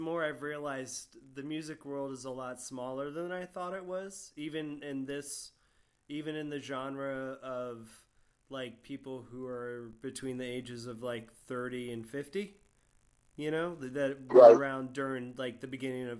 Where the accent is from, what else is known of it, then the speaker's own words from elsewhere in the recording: Sarasota, Florida, United States; also born or lived in Gainesville, Florida; I grew up in Sarasota before I moved to Gainesville. I moved to Gainesville to be a roadie for my friend's band, and I had to get out of Sarasota, and this was like 1994.